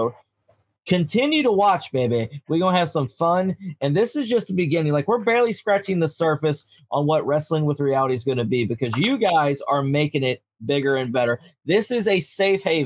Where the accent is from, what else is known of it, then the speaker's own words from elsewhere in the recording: United States; accent: Yankee; my Yankee accent